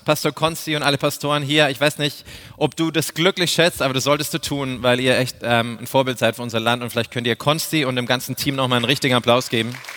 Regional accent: Neumarkt in der Oberpfalz, Bavaria, Germany; ich bin aus Neumarkt, das ist in der Oberpfalz, hinter den sieben Bergen bei den sieben Zwergen. Wir sprechen eine andere Sprache

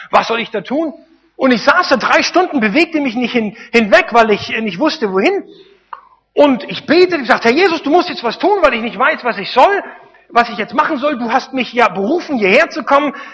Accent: East Germany, Germany; als kleiner, dummer Deutscher, ich komme aus dem Osten, als kleiner, dummer Ossi

